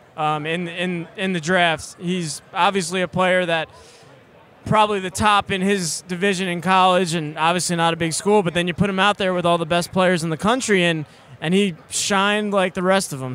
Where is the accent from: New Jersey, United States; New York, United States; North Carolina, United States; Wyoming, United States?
New York, United States; moved away; growing up in New York as a Jets fan